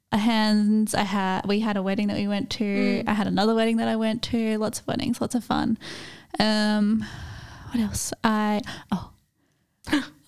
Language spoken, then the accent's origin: English; Australia; as an Australian